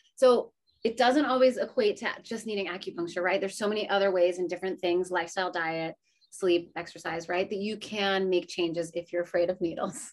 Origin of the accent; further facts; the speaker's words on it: New England, United States; Growing up in New England